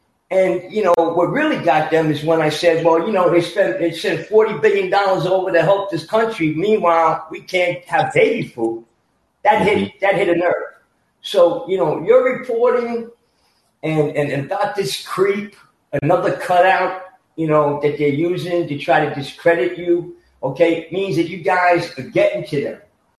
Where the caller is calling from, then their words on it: New York, United States; I'm calling from New York, and I'm a 68-year-old Vietnam veteran, and I grew up in an Italian family